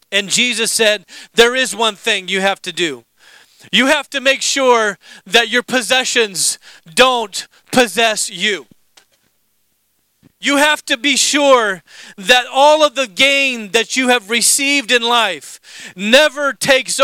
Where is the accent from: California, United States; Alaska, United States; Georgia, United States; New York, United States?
Alaska, United States; moved away as an adult; also born or lived in Indiana; I grew up in Alaska